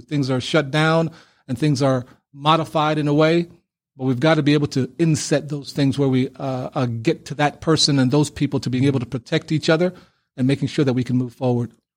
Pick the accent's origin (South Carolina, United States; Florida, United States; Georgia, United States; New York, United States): New York, United States; New York City; also born or lived in Panama City, Panama; coming into Brooklyn, New York as an eight-year-old on a student visa